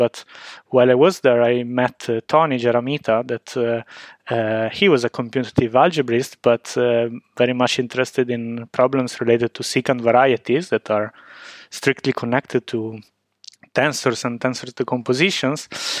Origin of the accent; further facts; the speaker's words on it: Genoa, Liguria, Italy; now in Trento, Italy; I'm originally from Genoa, where I started my undergraduate studies.